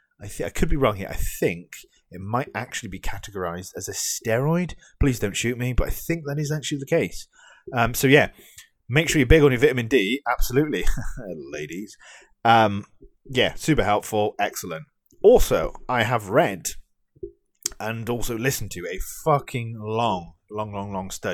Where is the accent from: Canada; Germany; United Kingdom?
United Kingdom; me as a Brit